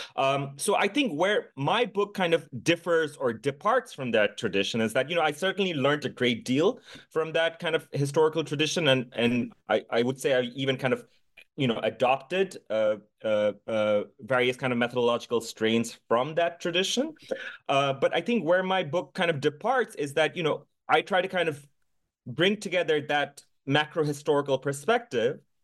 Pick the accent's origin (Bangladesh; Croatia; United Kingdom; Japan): Bangladesh; Dhaka, Dhaka Division; born or raised there; moved away as an adult